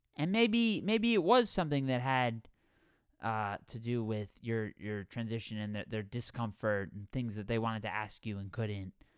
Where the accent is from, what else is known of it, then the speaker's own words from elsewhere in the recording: Connecticut, United States; now in California, United States; I live in California. I grew up in Connecticut.